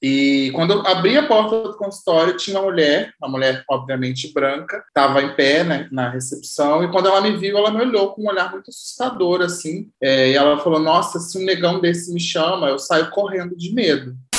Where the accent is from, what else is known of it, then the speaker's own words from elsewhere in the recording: Valença, Rio de Janeiro, Brazil; A gente é da mesma cidade, eu também sou da cidade de Valença